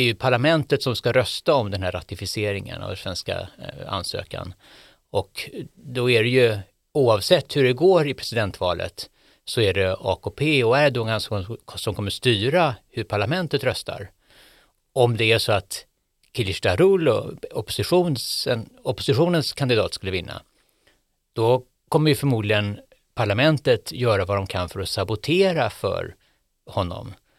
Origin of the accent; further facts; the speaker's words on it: Sweden; jag var från Sverige